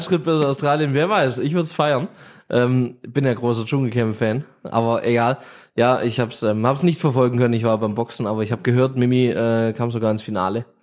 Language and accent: German; Göppingen, Baden-Württemberg, Germany; aus der Region bei uns in Göppingen